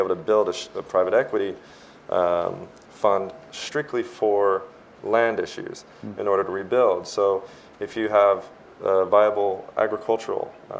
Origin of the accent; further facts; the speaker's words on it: Texas, United States; I come from the state of Texas